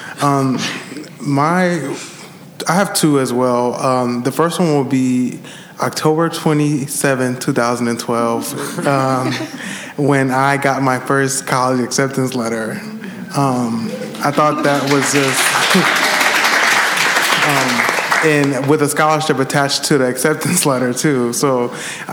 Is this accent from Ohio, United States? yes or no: no; Milwaukee, Wisconsin, United States; I'm from Milwaukee, Wisconsin